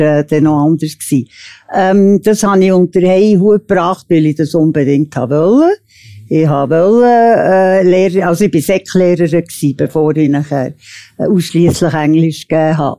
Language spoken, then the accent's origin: German; Switzerland; born or raised there